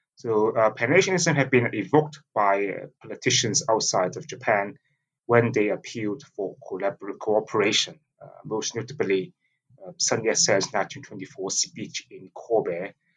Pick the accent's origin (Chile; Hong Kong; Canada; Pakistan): Hong Kong; I grew up in Hong Kong, uh, being immersed in sort of Chinese nationalist propaganda